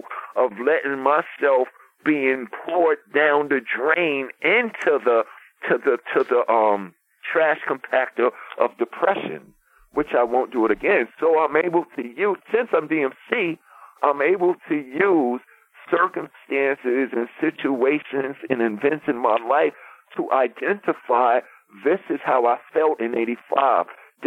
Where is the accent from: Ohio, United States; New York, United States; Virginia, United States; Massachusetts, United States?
New York, United States; New York City; from Hollis, Queens